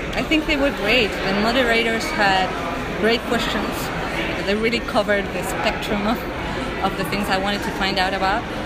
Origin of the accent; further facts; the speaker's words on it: Argentina; now in Canada; I'm from Argentina, but I live in Canada